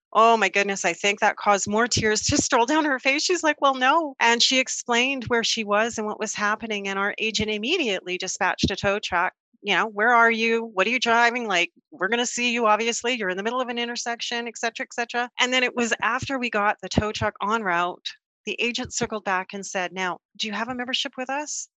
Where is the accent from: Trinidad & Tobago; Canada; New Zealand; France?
Canada; we're from Canada